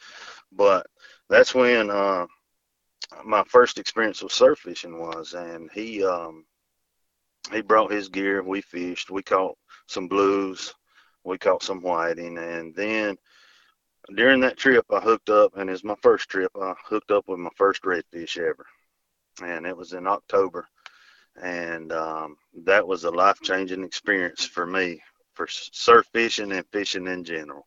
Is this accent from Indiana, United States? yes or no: no; Shelby, North Carolina, United States; now in Myrtle Beach, United States; originally from Western North Carolina, Cleveland County, Shelby area. And so the time I was old enough to walk, I had a fishing pole in my hand